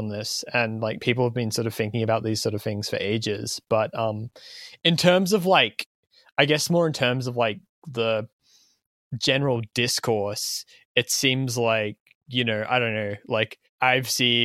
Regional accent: Australia; identifying as an Australian

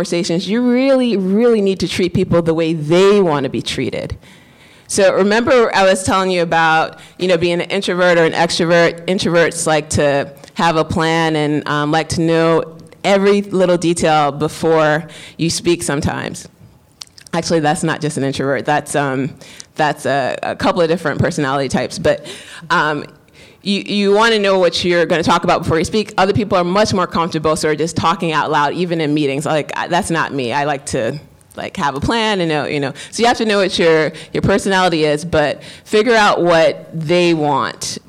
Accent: New York, United States; I'm Black, I'm also a woman, I'm also from the Bronx

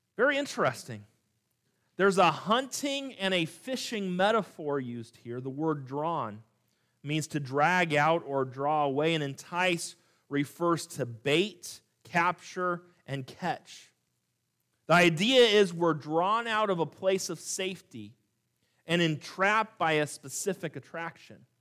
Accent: California, United States; moved away; also born or lived in Montana; growing up in California

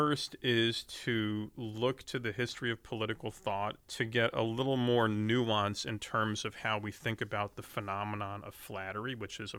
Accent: Colesville, Maryland, United States; I'm from actually a pretty small town in suburban Maryland called Colesville.

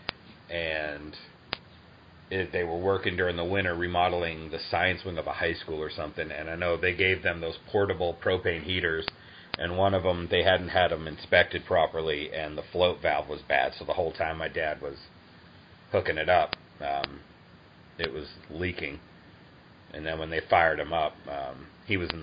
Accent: Massachusetts, United States; now in Georgia, United States; I'm from Massachusetts originally

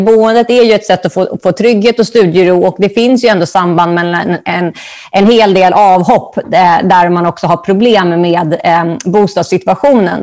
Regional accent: Stockholm, Stockholm County, Sweden; Jag är ju från Stockholm och började på juristlinjen

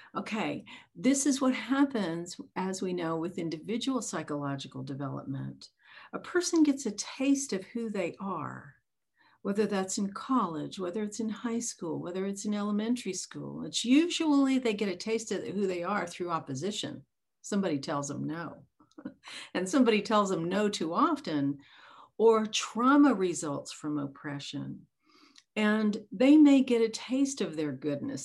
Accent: the South, United States; growing up in the South on an opposite side of the tracks

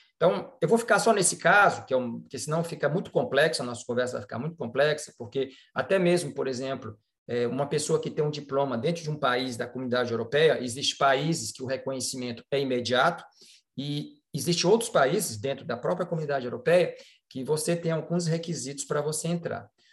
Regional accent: Fortaleza, Ceará, Brazil; moved away as an adult; also born or lived in Botucatu, Brazil / São Paulo, Brazil / Lyon, France; now in France; sou brasileiro, né? nasci em Fortaleza, fiz minha faculdade na Universidade, na Universidade Federal do Ceará

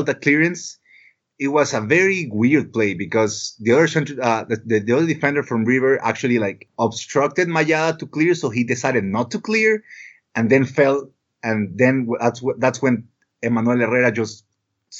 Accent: Ecuador; I'm from Ecuador

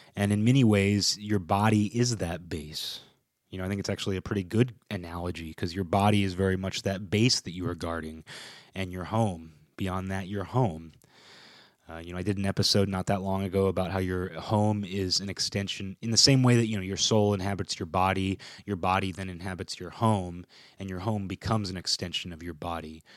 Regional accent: Kirkland, Washington, United States; My hometown, Kirkland

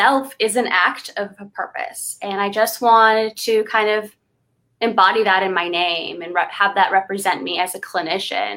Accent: Los Angeles, California, United States; I grew up in the Valley. I lived in Sherman Oaks. I went to El Camino for high school. So I am a Valley girl

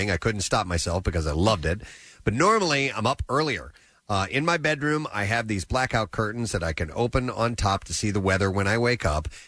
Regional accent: New York, United States; I'm also thinking of my hometown, New York, and how uh, valiant everybody is there

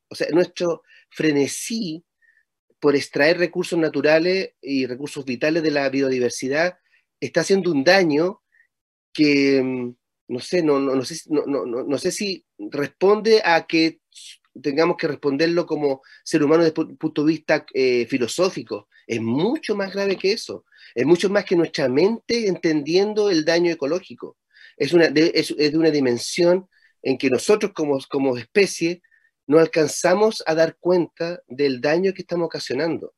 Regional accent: Chile; Chile tiene una forma muy rara de hablar

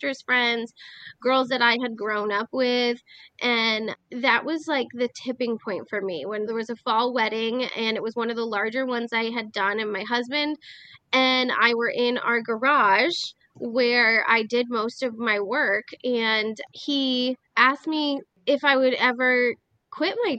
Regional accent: Schoharie Valley, New York, United States; also born or lived in North Carolina; I grew up on a farm where we raised livestock. I was a member of the Schoharie Valley FFA

